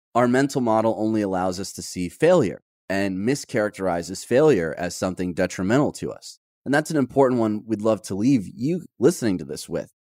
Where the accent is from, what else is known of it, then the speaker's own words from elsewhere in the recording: Detroit, Michigan, United States; moved away; grew up in Detroit